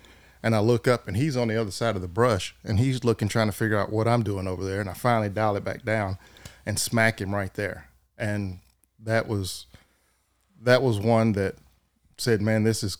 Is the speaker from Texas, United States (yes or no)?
yes; Waco, Texas, United States; Waco. Grew up there, born, went to school in Robinson out there, and that's where I've been and never went anywhere else.